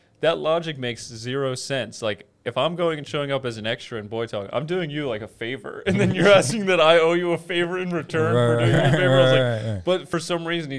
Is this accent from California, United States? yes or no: no; just outside Philadelphia, Pennsylvania, United States; now in Los Angeles, United States; just outside Philadelphia